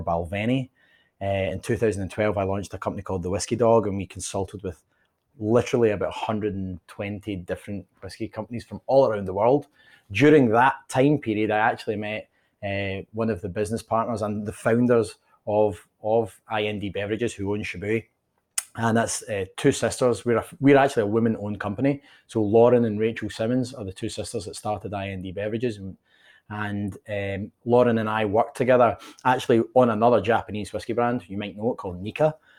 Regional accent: Dumbarton, Scotland, United Kingdom; moved away as an adult; now in United States; I grew up in a town called Dumbarton

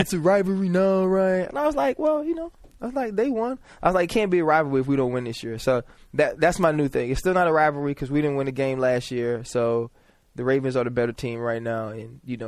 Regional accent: New Orleans, Louisiana, United States; moved away; just being from there, always, as a kid, you know, we'd have games in the Superdome when I was playing recreational

